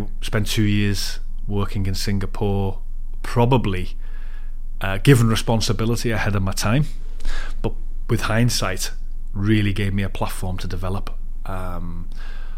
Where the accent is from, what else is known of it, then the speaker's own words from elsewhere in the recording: Liverpool, North West England, United Kingdom; also born or lived in Leeds; I'm from Liverpool, brought up there, schooled there and went to university in Leeds